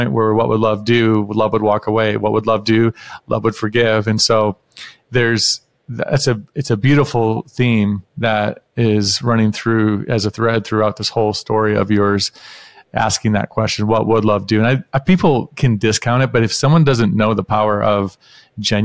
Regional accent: the North, United States; now in Houston, United States; I grew up in the North, so we say things differently than down here in Houston

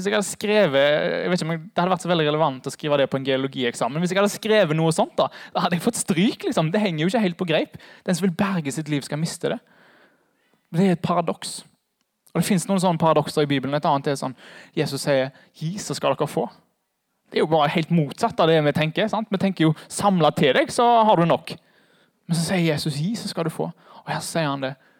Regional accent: Haugesund, Rogaland, Norway; moved away; Jeg er fra Haugesund

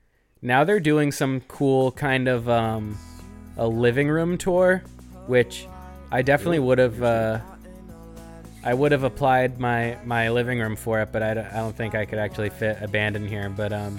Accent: Washington, District of Columbia, United States; I grew up in the Washington, D.C. punk scene, and I love this sort of stuff.

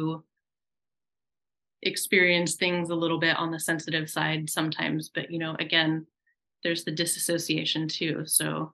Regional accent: Oregon, United States; moved away as an adult; also born or lived in Alaska; I grew up in Oregon in the countryside, you know, very rural

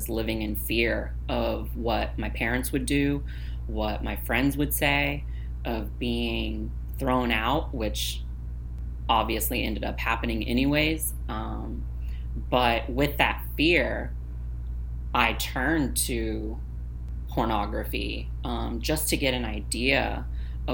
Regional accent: Navasota, Texas, United States; I grew up in a really small conservative town called Navasota, Texas

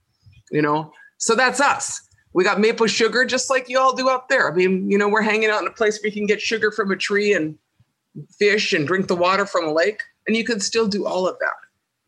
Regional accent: White Earth Reservation, Minnesota, United States; I'm Bear Clan, and I'm from Gawababani Kog, Ishkanaganing. I'm from White Earth Reservation. I'm Anishinaabe. And I am a Mississippi Band Ojibwe, which is, part of my treaty designation.

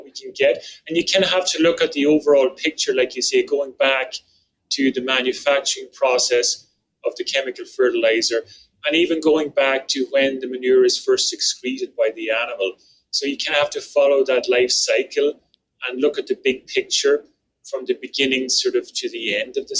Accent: Ireland; now in Canada; the farm I grew up in back in Ireland

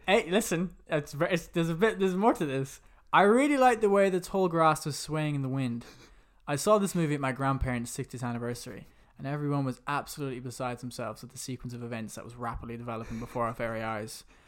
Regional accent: London, United Kingdom; I was born in, uh, Hammersmith. That's where I was born.

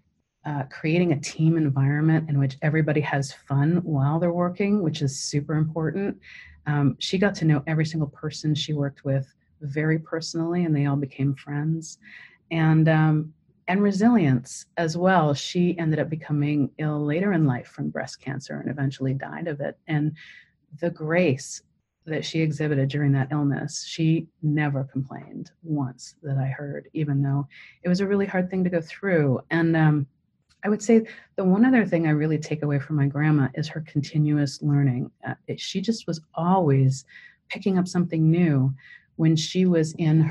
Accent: Canada; moved away; I'm Canadian originally

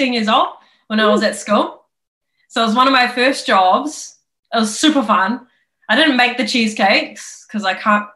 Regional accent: Papakura, Auckland, New Zealand; I'm from South. I'm from Papakura High. And I used to catch a train from Papakura into Auckland City

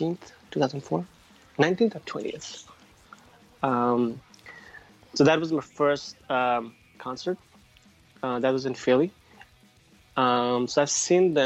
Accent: Nepal; I'm originally from the South, so I grew up, I was born and raised there.

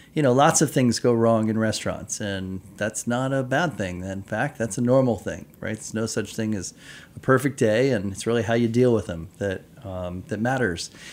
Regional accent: United States; moved away as an adult; also born or lived in Japan; I'm an American kid

